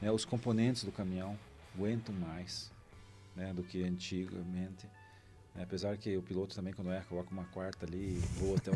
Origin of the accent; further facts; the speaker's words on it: Cascavel, Paraná, Brazil; Me criei em Cascavel, né? Se aprendi a correr em Cascavel